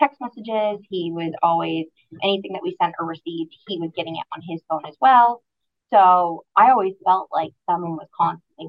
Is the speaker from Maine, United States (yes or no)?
yes; Aroostook County, Maine, United States; moved away as an adult; now in Southern Maine, United States; I'm originally from Aroostook County. At 18 years old, I graduated high school and moved to Southern Maine